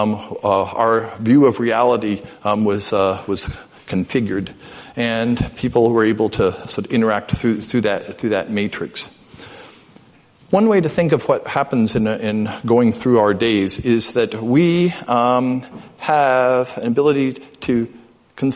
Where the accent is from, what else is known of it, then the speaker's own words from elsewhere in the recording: New York City, New York, United States; also born or lived in Midwest; the exact age I was when I was growing up in New York City